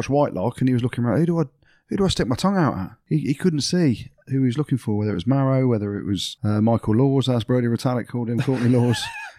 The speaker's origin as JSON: {"language": "English", "region": "England", "country": "United Kingdom", "said": "Yeah, I think the main thing is being English"}